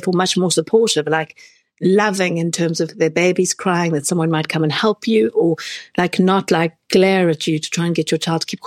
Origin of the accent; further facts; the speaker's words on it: South Africa; moved away as an adult; now in London, United Kingdom; I'm also an immigrant. So I grew up in South Africa